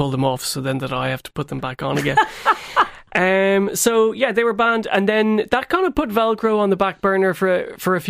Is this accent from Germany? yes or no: no; Tipperary, Munster, Ireland; when I was growing up in Tipperary